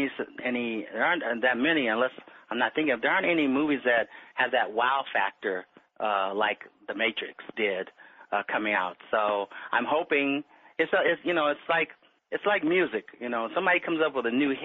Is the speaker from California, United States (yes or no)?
yes; Los Angeles, California, United States; I was born in Los Angeles, California. I lived in the Miracle Mile District, which is just south of Hollywood